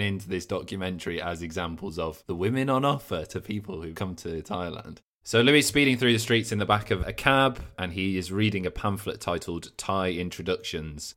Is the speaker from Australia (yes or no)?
no; England, United Kingdom; being an English man